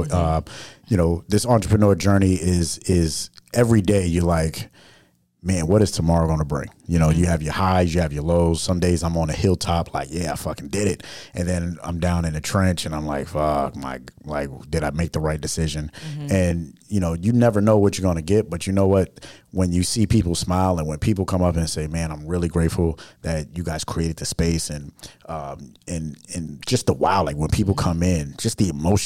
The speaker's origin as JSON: {"language": "English", "town": "New York City", "region": "New York", "country": "United States", "said": "I'm from New York City where we move on moving objects all the time."}